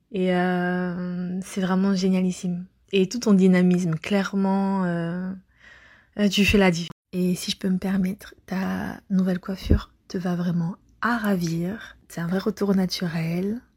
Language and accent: French; France; now in Montreal, Canada; je te suis depuis Montréal, de base je suis française. Et là je suis au Canada.